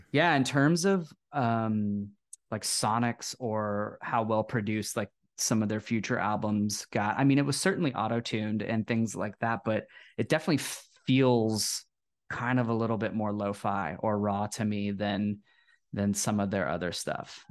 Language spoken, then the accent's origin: English; Texas, United States; I come from Texas and I, I grew up playing football